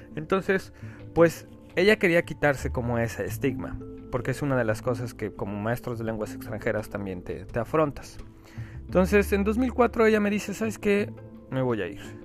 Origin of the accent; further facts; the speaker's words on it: Mexico; moved away as an adult; soy mexicano